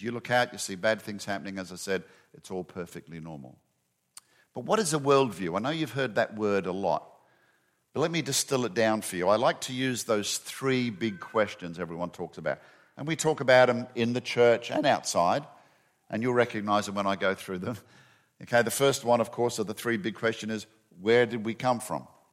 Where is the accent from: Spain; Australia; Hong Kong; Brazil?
Australia; Western Australia; moved away as an adult; also born or lived in Perth, Australia; now in Atlanta, United States; my home state of Western Australia